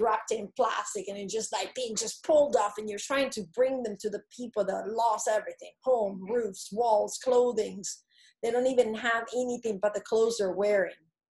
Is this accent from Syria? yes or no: no; DR Congo; I grew up in the Congo. Remember, my mom had a metal box with two glass syringes and metal needles.